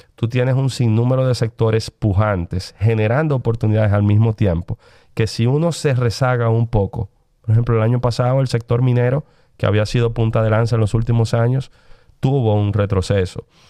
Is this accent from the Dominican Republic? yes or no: yes; Dominican Republic; tenemos como dominicanos